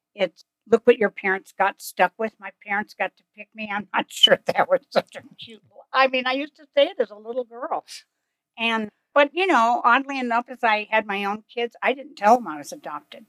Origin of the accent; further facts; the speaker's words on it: Kansas, United States; I'm from Kansas